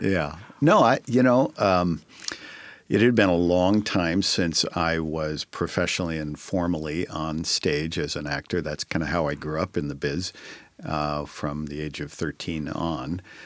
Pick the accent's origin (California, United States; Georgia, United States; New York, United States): California, United States; Northern; moved away as an adult; also born or lived in Sacramento / San Francisco; now in Tacoma, United States; I grew up in Northern California, so I lived it and breathed it in Sacramento, San Francisco for eighteen years